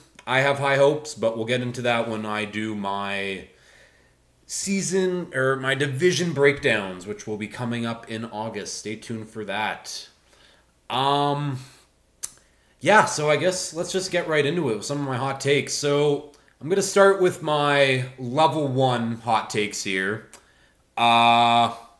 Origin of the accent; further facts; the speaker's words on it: Canada; growing up, I was a hockey player. I'm from Canada. That's what we do here